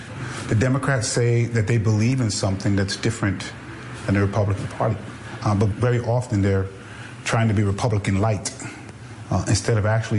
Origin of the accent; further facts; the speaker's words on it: Brooklyn, New York, United States; I'm a first-generation American Brooklynite. My family's from the Caribbean island of Grenada.